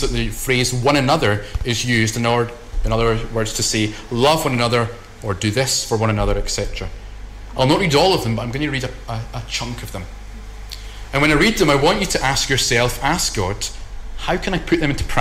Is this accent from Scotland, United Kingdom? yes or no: yes; Scotland, United Kingdom